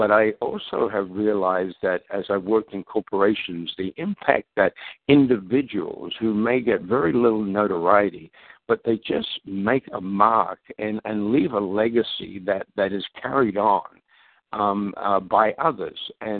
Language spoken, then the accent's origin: English; Australia; also born or lived in London, England; now in Minnesota, United States; actually born in London, England, but my parents emigrated to Australia when I was 9 years of age. So I grew up in Australia